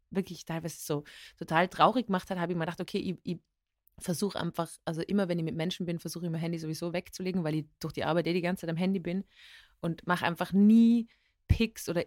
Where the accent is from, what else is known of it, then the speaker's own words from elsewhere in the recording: Innsbruck, Tyrol, Austria; accent: Tyrolean; moved away as an adult; now in Vienna, Austria; ich bin aufgewachsen in Tirol. Meine Eltern kommen aus Oberösterreich und äh, lebe seit zehn Jahren in Wien und habe so einen Wiener Einschlag mit ein paar Wörtern, mit Uhr und sowas. Aber ähm, eigentlich ist es ja tirolerisch